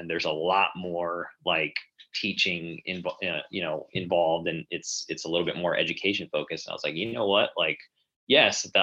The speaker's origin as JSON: {"language": "English", "region": "Connecticut", "country": "United States", "tie": "born or raised there", "also_born_or_lived": "Spain / Philadelphia", "moved": "as an adult", "lives_now": "Texas, United States", "said": "where I grew up in Connecticut"}